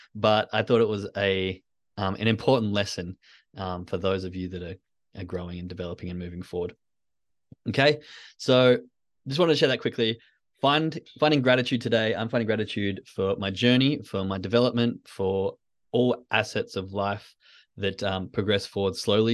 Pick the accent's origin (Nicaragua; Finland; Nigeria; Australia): Australia; Western Australia; I grew up in Western Australia